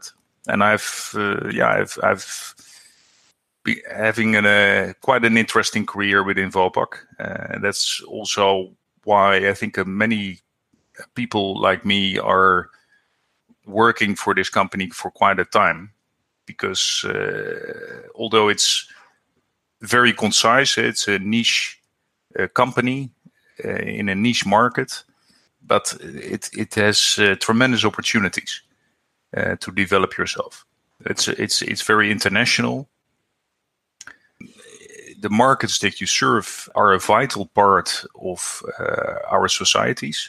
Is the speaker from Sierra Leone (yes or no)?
no; Netherlands; I'm from the Netherlands.